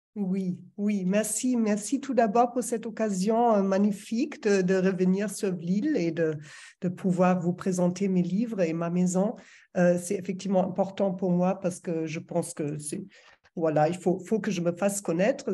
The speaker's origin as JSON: {"language": "French", "region": "Berlin", "country": "Germany", "second_language": "French", "moved": "as an adult", "lives_now": "France", "said": "je suis allemande, je pense que ça s'entend toujours, ça va toujours s'entendre. ça fait 20 ans que je vis en France, mais je viens de Berlin."}